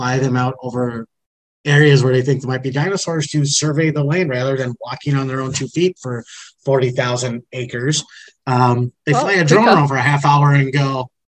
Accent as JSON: {"language": "English", "region": "Wisconsin", "country": "United States", "said": "I'm from Wisconsin"}